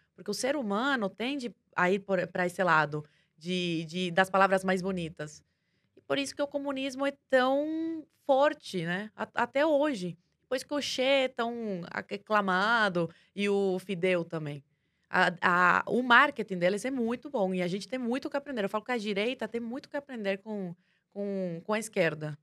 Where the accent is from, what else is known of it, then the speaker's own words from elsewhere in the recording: Cuba; now in Brazil; eu vivia em Cuba